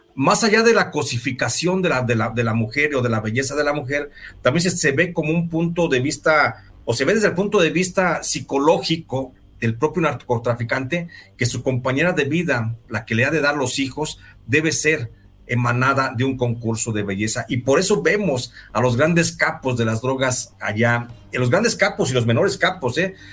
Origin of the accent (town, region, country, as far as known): Mexico